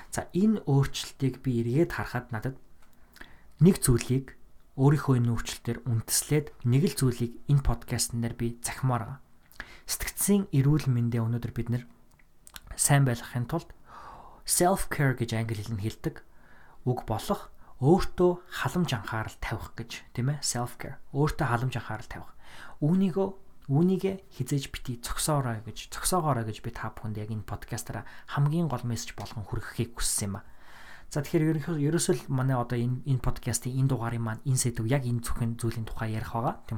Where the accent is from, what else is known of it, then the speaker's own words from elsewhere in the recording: Mongolia; also born or lived in Minnesota, United States; now in United States; Монголдоо одоо буцаж очих зорилготой